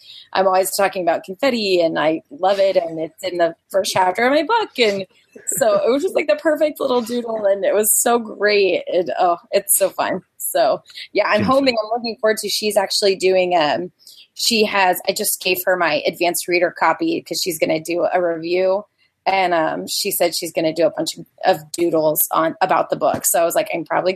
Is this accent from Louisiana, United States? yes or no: yes; Louisiana, United States; moved away as an adult; now in Houston, United States; I'm from Louisiana